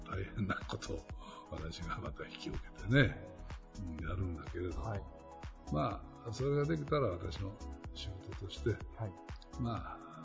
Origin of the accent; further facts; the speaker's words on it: Kurashiki, Okayama, Japan; 倉敷っていうのは不思議な街なんだよねでそういう倉敷にその我々が育って